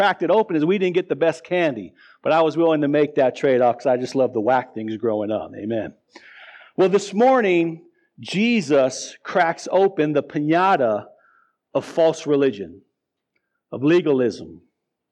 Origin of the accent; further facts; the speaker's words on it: Tucson, Arizona, United States; also born or lived in Pittsburgh, Pennsylvania; now in Fort Collins, United States; I was born in central Pennsylvania outside Pittsburgh, but I grew up in Tucson, Arizona